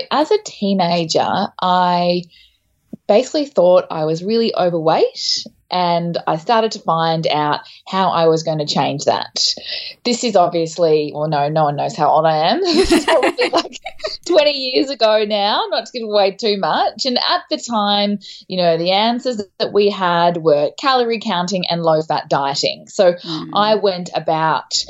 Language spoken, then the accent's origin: English; Townsville, Queensland, Australia; moved away as an adult; also born or lived in Melbourne; I'm from Townsville in North Queensland. So I actually spent a lot of time up your way, but I moved to Melbourne when I was 21.